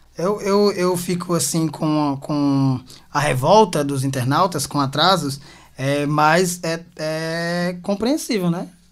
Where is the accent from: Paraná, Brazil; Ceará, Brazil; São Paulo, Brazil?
Ceará, Brazil; Quixadá; now in Fortaleza, Brazil; eu sou de Quixadá, né? Moro aqui faz, esse mês, é, fizeram nove anos.